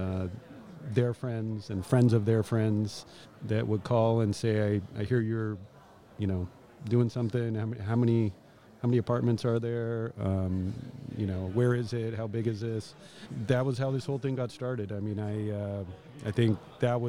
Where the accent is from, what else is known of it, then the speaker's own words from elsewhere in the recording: Southern California, United States; also born or lived in San Francisco; the same home I grew up in Southern California